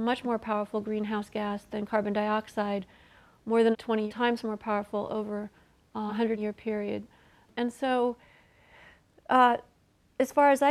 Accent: Illinois, United States; my home state of Illinois

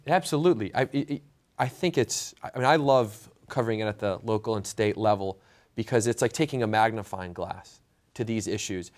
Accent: Michigan, United States; I'm from Michigan.

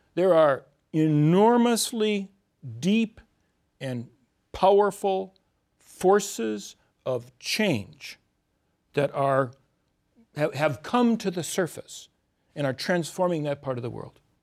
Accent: Midwest, United States; I was born in the Midwest, grew up in the Midwest

